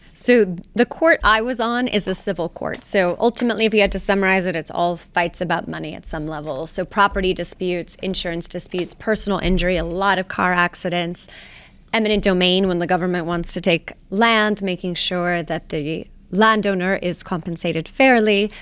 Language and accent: English; Laredo, Texas, United States; now in Houston, United States; I'm from Laredo, Texas. Laredo. I'm from South Texas, uh, born and raised on the border, daughter of teachers